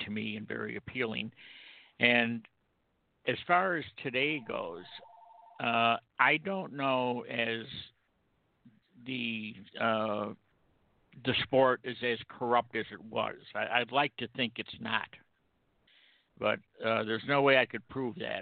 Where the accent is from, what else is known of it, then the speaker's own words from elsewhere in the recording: Rome, New York, United States; moved away; I'm originally from Rome, New York